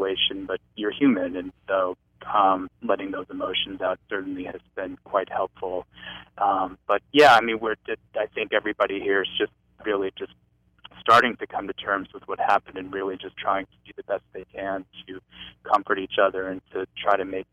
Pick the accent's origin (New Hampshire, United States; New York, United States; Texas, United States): New Hampshire, United States; moved away; my hometown in New Hampshire